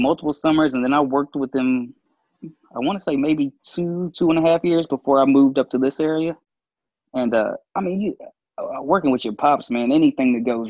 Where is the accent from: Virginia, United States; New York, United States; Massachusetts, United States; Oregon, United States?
Virginia, United States; Nelson County, Central; Nelson County, Central Virginia. So it's right outside of Charlottesville.